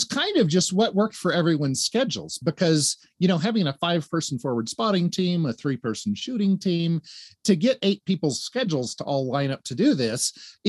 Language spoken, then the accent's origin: English; Tennessee, United States; I'm from Tennessee. Let me do the math.